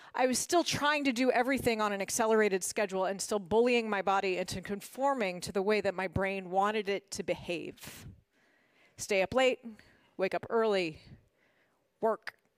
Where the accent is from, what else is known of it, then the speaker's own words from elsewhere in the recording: Washington, District of Columbia, United States; moved away as an adult; also born or lived in Massachusetts; I grew up in Washington, D C